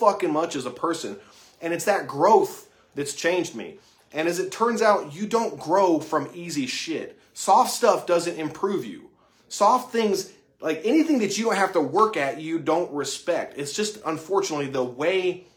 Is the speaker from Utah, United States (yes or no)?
yes; Utah, United States; moved away as an adult; now in Lexington, United States; I'm not from Kentucky. I'm from Utah. I'm a transplant. And I moved out here about 4.5 years ago.